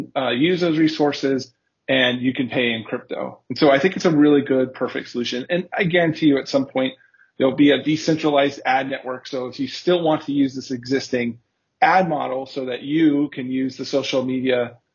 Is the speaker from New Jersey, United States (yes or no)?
no; Southern California, United States; moved away as an adult; now in Berlin, Germany; I am originally from Southern California in the United States, but now today I live in Berlin. I've been here for 3 years.